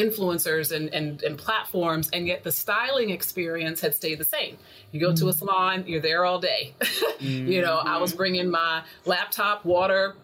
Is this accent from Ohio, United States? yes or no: no; North Carolina, United States; moved away as an adult; also born or lived in New York, New Jersey area; I'm originally from North Carolina. I'm a country girl, born and raised